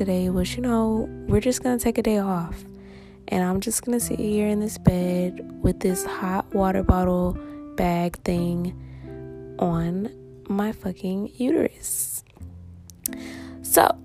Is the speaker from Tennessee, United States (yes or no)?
yes; Nashville, Tennessee, United States; now in Massachusetts, United States; I'm from Nashville, Tennessee, currently living in Massachusetts